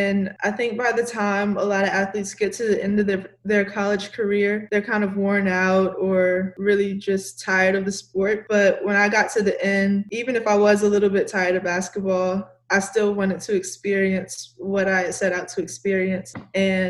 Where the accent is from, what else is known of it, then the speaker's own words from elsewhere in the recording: United States; moved away as an adult; now in Ireland; I'm from America